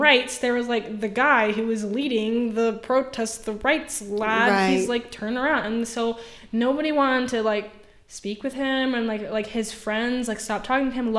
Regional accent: United States; I'm literally an American

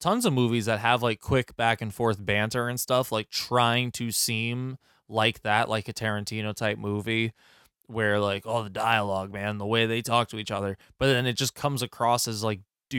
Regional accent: Ireland; Bothered me. Because I'm Irish.

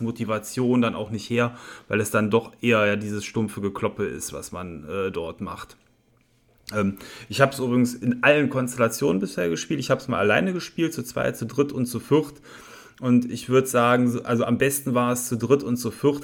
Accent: Viersen, North Rhine-Westphalia, Germany; hier in meiner Heimatstadt, dem Eier mit Speck Festival äh, in Viersen

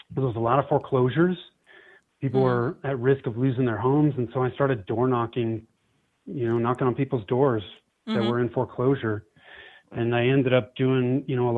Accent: Bay Area, Northern California, United States; moved away as an adult; now in Denver, United States; I was born and raised in Northern California, grew up in the Bay Area

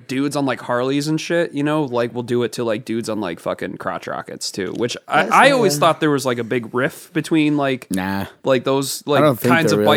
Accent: New York, United States; we're from New York

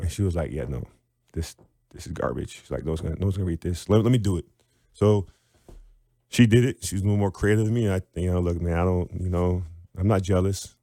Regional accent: Wilmette, Illinois, United States; also born or lived in Evanston; I'm from Illinois

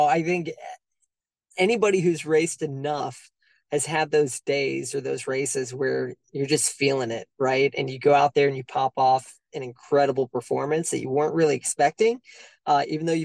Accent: Cleveland, Ohio, United States; Being a Midwesterner, right, being from Cleveland

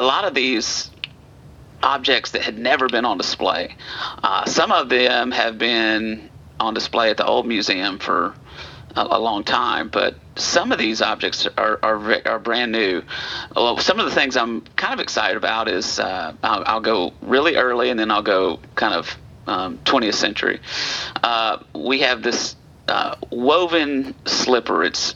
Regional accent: Alabama, United States; moved away as an adult; also born or lived in Middle Tennessee; now in Tennessee, United States; I'm not a native of Tennessee. I'm one of these transplants. But I come up from Alabama

